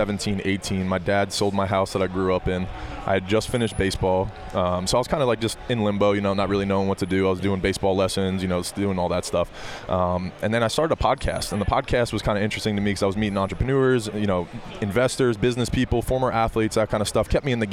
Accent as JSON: {"language": "English", "region": "New Jersey", "country": "United States", "moved": "yes", "said": "but I'm from New Jersey originally."}